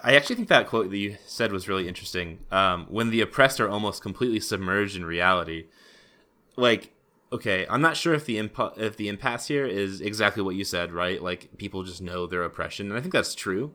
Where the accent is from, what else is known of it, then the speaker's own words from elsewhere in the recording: United States; I'm an American